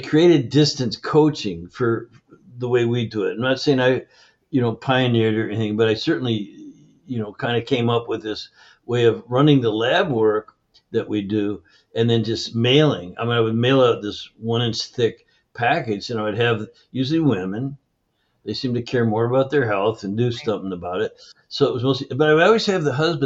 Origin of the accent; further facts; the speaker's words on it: Canada; I grew up in Canada